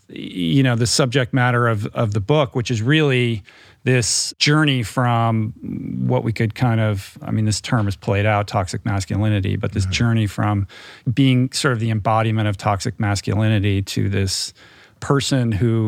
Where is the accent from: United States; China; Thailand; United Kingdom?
United States; Detroit, Michigan; And I'm from Detroit, so I know, you know, I know that vibe.